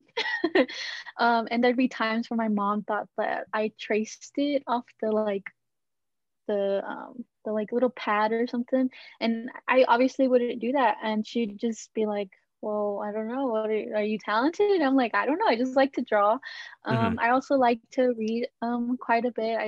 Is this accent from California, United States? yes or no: no; Dallas, Texas, United States; I was born in Dallas, Texas, born and raised